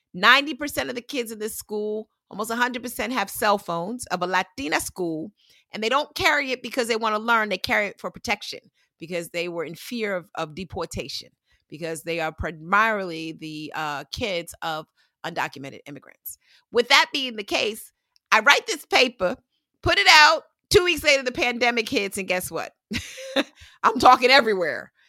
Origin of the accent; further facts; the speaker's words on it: New York, United States; I grew up in New York